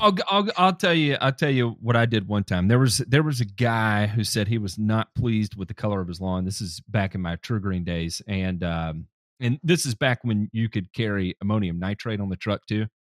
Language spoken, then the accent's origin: English; Tennessee, United States; someone else from Tennessee